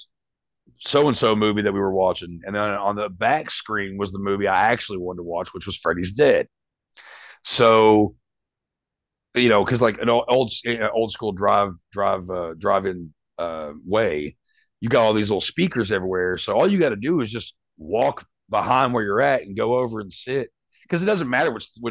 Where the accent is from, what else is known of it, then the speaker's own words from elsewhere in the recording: Winchester, Kentucky, United States; where I grew up in Winchester, Kentucky, it's a little small place